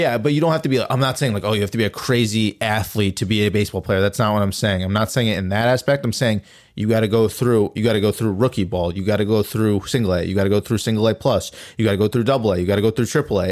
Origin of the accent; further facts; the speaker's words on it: Albany, New York, United States; I was from Albany